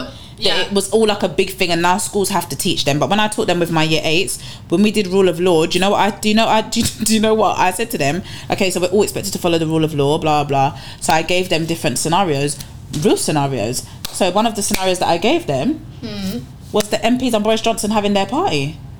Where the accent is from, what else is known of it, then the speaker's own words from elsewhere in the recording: United Kingdom; I would never define myself as English, but by nationality and passport, I clearly am British.